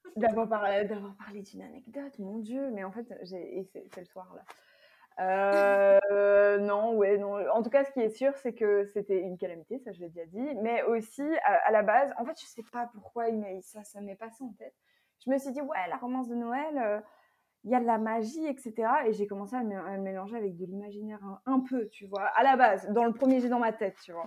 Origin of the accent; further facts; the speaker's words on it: Belgium; je viens de Belgique et j'habite toujours en Belgique.